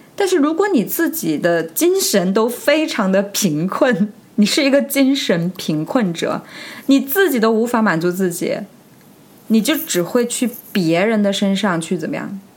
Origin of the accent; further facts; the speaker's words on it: China; 很多我们中国人为什么活得那么累？